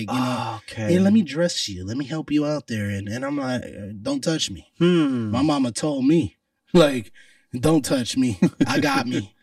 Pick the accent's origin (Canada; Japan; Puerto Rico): Puerto Rico; I'm Puerto Rican